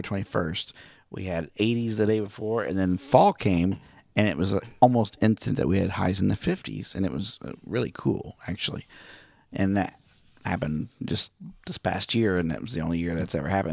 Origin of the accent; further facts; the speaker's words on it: Miami, Oklahoma, United States; moved away; Miami, Oklahoma, my hometown